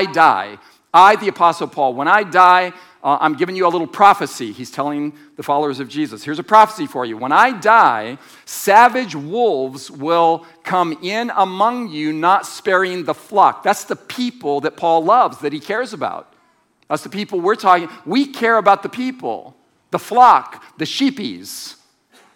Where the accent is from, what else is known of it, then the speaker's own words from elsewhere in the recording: United States; as an American